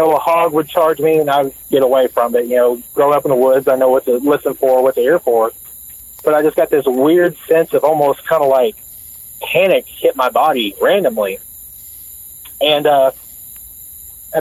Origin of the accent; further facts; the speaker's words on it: Woodville, Texas, United States; where I grew up in Woodville, Texas